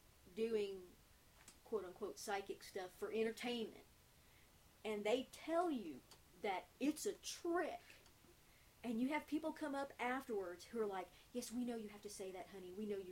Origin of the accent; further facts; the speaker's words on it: South Louisiana, United States; I'm from South Louisiana.